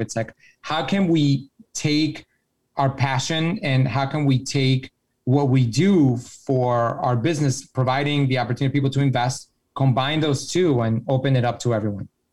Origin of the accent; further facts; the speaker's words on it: Mexico; I'm from Mexico